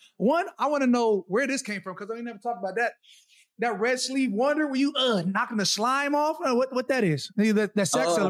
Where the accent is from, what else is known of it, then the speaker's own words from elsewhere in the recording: Arizona, United States; also born or lived in Minnesota; I'm really from Arizona. Like, I was born in Minnesota, but I left when I was four.